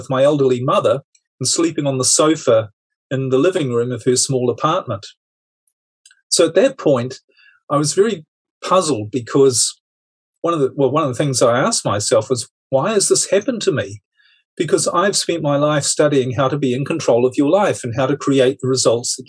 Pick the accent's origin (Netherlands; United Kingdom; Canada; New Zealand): New Zealand; moved away; I'm originally from New Zealand, so a bit of a globetrotter